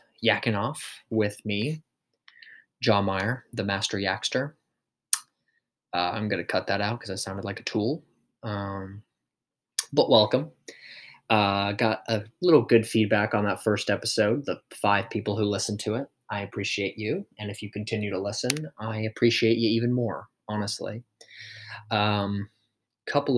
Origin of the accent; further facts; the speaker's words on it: United States; I'm American through and through.